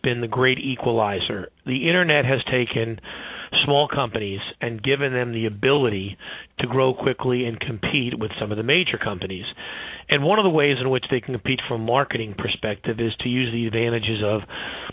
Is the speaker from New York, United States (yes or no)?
yes; New York City, New York, United States; I grew up in Brooklyn, New York